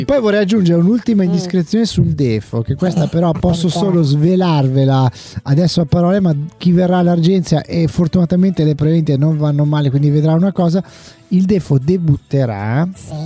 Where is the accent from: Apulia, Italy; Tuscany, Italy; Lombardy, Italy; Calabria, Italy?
Lombardy, Italy; Carugate; io sono un forestiero qua, qui a Gorgonzola, perché sapete sono di Carugate